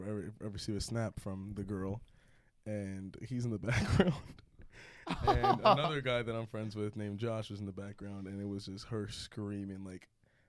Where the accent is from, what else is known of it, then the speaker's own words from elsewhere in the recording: Totowa, New Jersey, United States; moved away; I'm from Totowa.